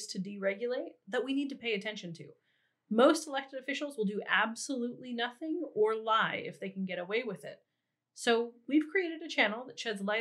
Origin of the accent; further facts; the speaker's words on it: Seattle, Washington, United States; now in central Washington, United States; I grew up near Seattle, sneaking off to Broadway and well before the rainbow crosswalks